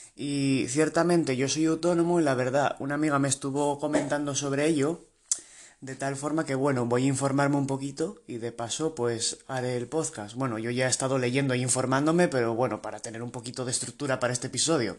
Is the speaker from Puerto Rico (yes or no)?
no; Spain; soy de España